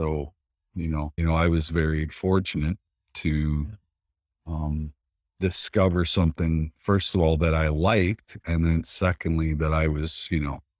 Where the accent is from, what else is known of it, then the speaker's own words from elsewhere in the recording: Saskatchewan, Canada; I grew up in a lot of chaos and violen